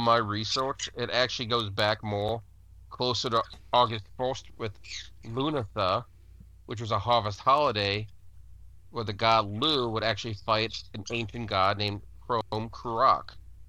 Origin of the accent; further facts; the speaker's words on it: Ohio, United States; I'm from Ohio.